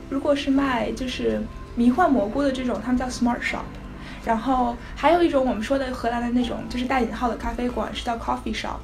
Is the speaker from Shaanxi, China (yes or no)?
no; Beijing, China; moved away as an adult; also born or lived in Cleveland, Ohio / Hong Kong; now in United States; 我来自于北京，我毕业于北京市第五中学